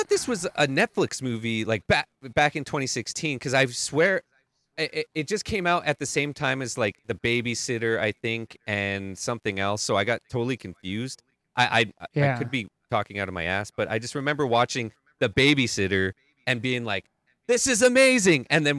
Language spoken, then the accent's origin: English; Calgary, Alberta, Canada; I'm from Calgary, which is like very close to where like